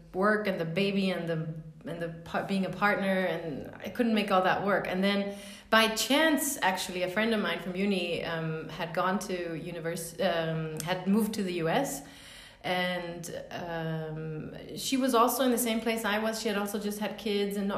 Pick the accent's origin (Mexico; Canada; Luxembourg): Luxembourg; also born or lived in Denmark; I grew up in Luxembourg.